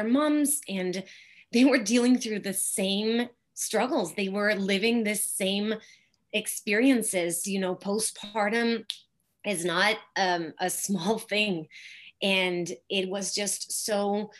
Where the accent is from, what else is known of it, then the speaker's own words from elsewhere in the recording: Mexico; moved away; I grew up in Mexico in a small city